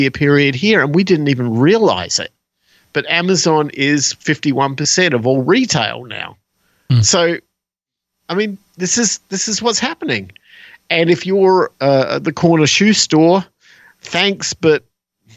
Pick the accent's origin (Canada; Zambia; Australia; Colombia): Australia; moved away; I was from Australia.